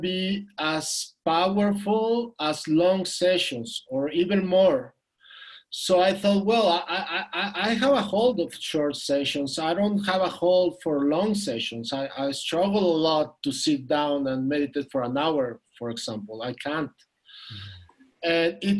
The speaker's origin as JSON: {"language": "English", "region": "Mexico City", "country": "Mexico", "said": "I'm from Mexico City. I'm here in Mexico City."}